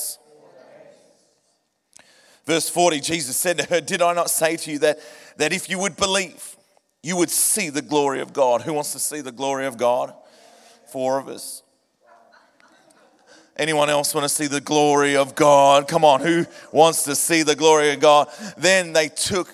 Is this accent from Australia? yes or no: yes; Point Cook, Victoria, Australia; Faith Life Church in Point Cook, my hometown